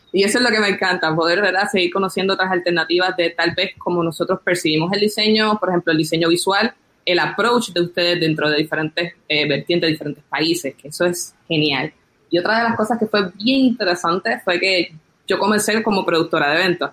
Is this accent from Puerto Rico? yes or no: yes; Puerto Rico; nosotros los puertorriqueños